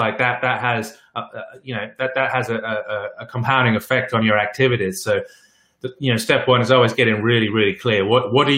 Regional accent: England, United Kingdom; I'm English

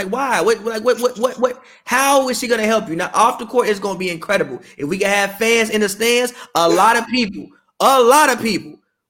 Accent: Chicago, Illinois, United States; Chicagoland area. I am actually from Chicago. I didn't go to Naperville until I was like 23 years old.

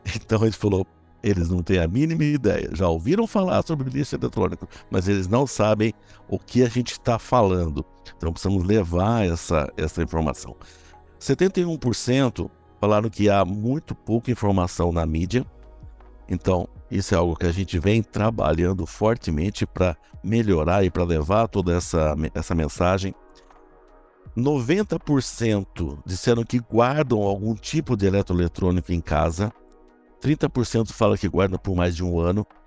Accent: interior of São Paulo, Brazil; accent: caipira; eu nasci no interior, eu sou caipira no interior aqui de São Paulo

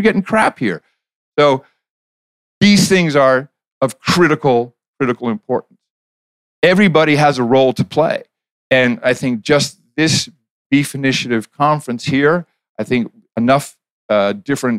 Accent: Netherlands; moved away; I grew up in the Netherlands

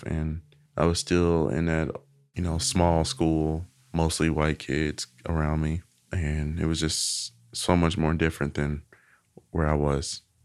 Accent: Little Rock, Arkansas, United States; accent: Southern; also born or lived in Helena-West Helena, Arkansas; I was born here in Little Rock

